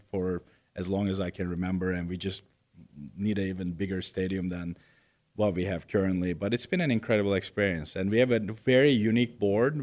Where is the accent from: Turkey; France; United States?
Turkey; Istanbul; moved away; I was born in Istanbul, Turkey, and nineteen seventy-eight